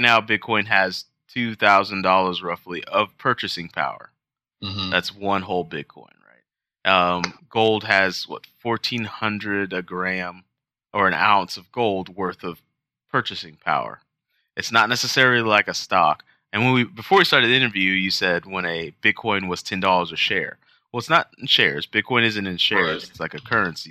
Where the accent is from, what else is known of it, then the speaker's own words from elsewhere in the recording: United States; being an American, uh, which is what we are